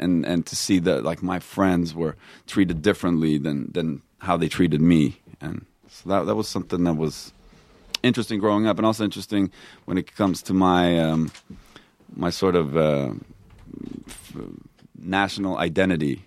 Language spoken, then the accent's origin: English; Stockholm, Stockholm County, Sweden; also born or lived in Texas, United States; now in United States; I grew up in Stockholm